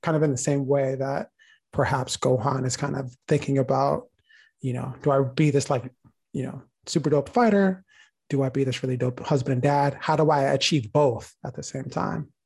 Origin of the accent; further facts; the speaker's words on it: United States; living and growing up in the United States, I'm constantly reminded that I am a black boy